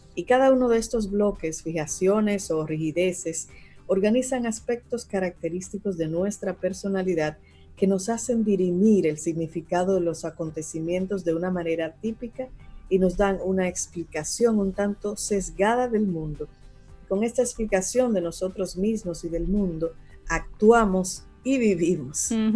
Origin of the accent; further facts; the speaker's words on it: Dominican Republic; como pueblo dominicano